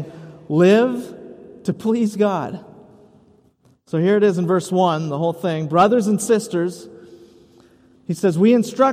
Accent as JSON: {"language": "English", "country": "United States"}